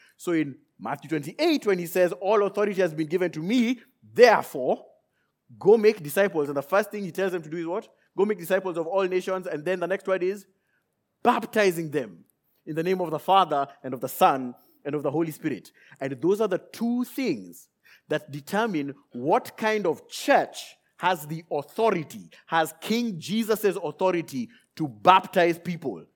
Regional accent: Nairobi, Kenya; I left Nairobi, Kenya, where I was born and raised

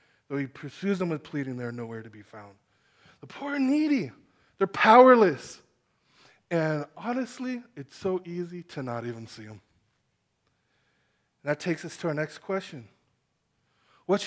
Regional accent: Chula Vista, California, United States; I grew up in Chula Vista, West Chula Vista. That's my hometown

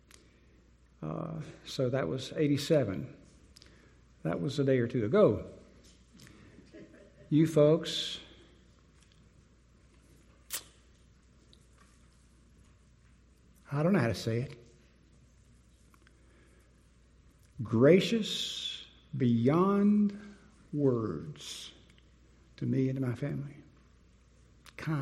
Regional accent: Winston-Salem, North Carolina, United States; moved away as an adult; also born or lived in Dallas, Texas; now in Wake County, North Carolina, United States; I grew up in Winston-Salem, went to college there

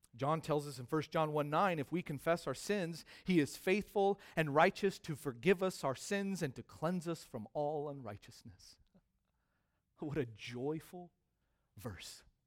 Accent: United States; as American Christians

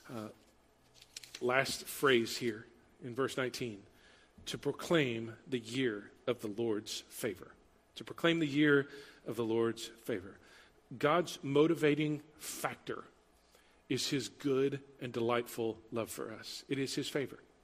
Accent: Huntsville, Texas, United States; I grew up in Huntsville, 90 miles north of here, Prison City, USA. Like five prisons in the city limits, eight within the county.

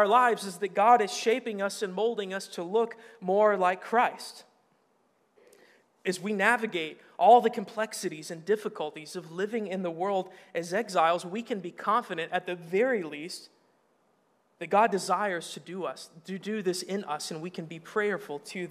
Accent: Arkansas, United States; moved away; I'm from Arkansas. You can make fun of the way I talk

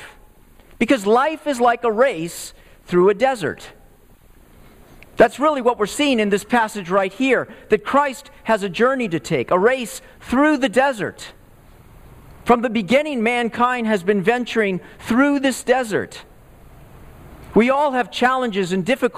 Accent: Texas, United States; moved away; I grew up in the Southwest, in Texas

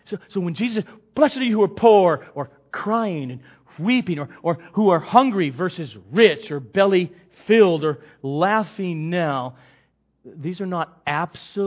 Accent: Los Angeles, California, United States; I was born here in the Los Angeles area.

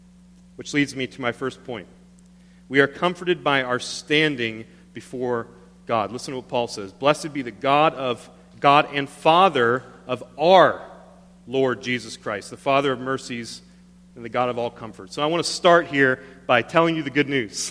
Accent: Panama City, Florida, United States; moved away as an adult; I moved to my hometown of Panama City, Florida, the Redneck Riviera.

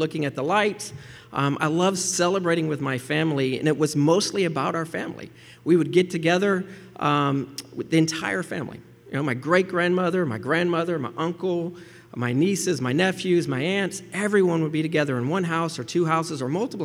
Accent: Gulf Coast, Central Florida, United States; I grew up in Central Florida, on the West Coast, along the Gulf Coast of Florida

